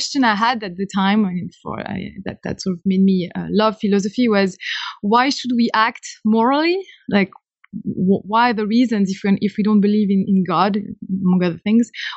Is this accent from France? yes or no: yes; Caen, Normandy, France; accent: French; English is a second language; moved away; I guess I'm French. You note that from my accent immediately. I come from Normandy, from a town called Caen, C-A-E-N, it's spelled